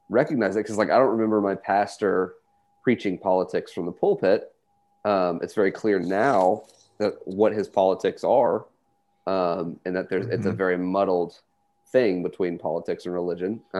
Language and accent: English; Texas, United States; just by being Texan and being Jewish